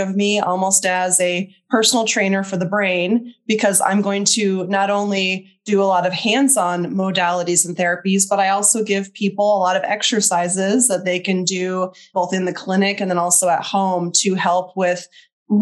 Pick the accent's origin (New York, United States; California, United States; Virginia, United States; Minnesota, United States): Minnesota, United States; moved away as an adult; also born or lived in Oregon / Texas; I grew up in Minnesota, and I moved out to Oregon right after I graduated from my master's program